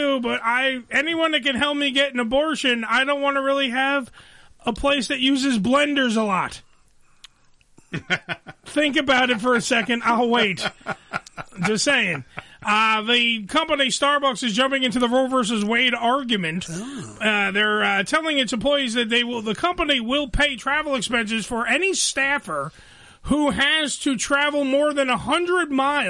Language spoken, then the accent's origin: English; Canada; And, well, we're Canadian, so that's great.